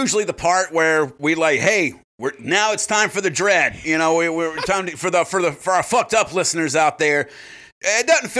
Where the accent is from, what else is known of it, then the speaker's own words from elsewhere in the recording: South Carolina, United States; I'm from South Carolina.